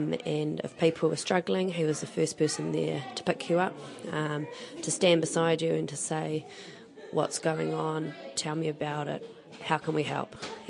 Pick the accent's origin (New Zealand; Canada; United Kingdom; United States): New Zealand; Auckland; also born or lived in Dunedin; I grew up in Auckland, moved up when I was 2 from Dunedin.